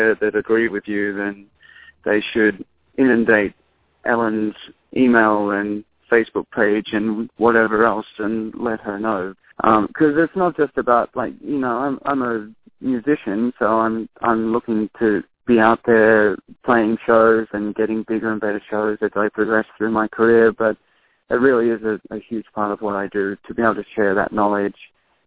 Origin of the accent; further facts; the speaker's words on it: Australia; moved away as an adult; now in Seattle, United States; the Aboriginal people in my home country